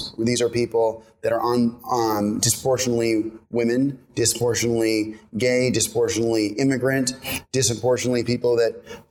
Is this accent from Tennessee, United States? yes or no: no; San Francisco, California, United States; moved away as an adult; now in New York, United States; I'm originally from San Francisco. I went to college here in New York at Columbia